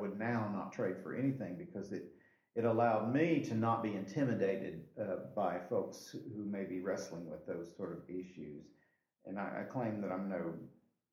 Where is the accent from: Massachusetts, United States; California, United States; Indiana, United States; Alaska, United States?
Indiana, United States; moved away as an adult; also born or lived in Northern Kentucky / South Carolina; now in Anderson, United States; I'd grown up in Indiana with that kind of weather